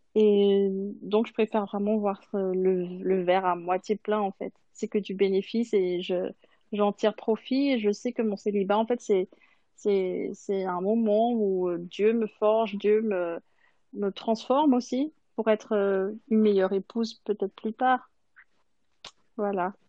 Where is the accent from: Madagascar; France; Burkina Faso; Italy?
Madagascar; now in Switzerland; je viens de Madagascar et c'est la communauté adventiste à Madagascar